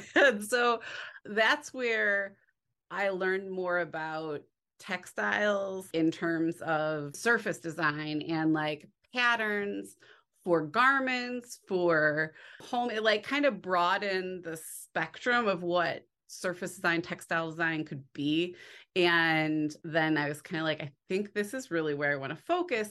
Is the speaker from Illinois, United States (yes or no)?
yes; near Chicago, Illinois, United States; I grew up near Chicago, so I grew up by the Art Institute